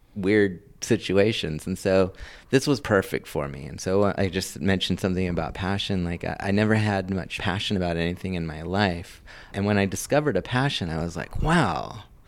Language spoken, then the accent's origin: English; Los Angeles, California, United States; I was born and raised in Hollywood